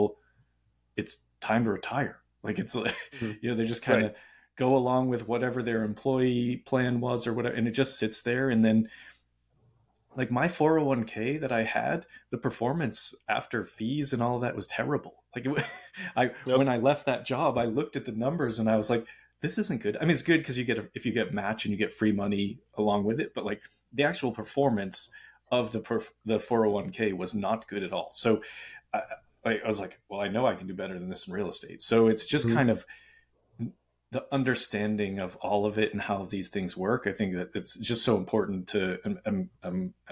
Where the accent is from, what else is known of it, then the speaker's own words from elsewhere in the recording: Boston, Massachusetts, United States; I'm from Boston.